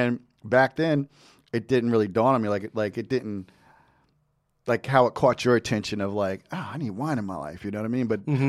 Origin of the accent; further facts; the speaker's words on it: New Jersey, United States; he's also from Jersey like me.